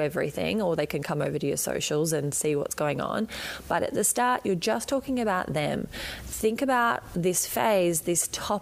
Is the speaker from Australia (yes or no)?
yes; Australia; accent: Australian; as you can probably hear from my accent, I am right down the bottom in Australia